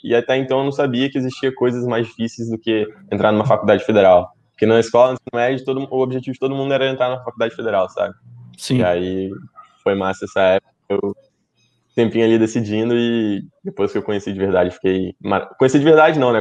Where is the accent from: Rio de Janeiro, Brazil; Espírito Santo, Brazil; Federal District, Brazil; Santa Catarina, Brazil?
Espírito Santo, Brazil; eu sou do Espírito Santo